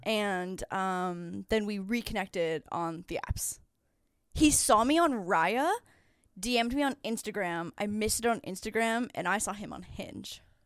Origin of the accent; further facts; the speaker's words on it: between Niagara Falls and Toronto, Ontario, Canada; moved away as an adult; now in Los Angeles, United States; I'm from actually just outside of Niagara Falls. So I'm between, my hometown is, like, between Niagara Falls and Toronto, and then I went to University of Toronto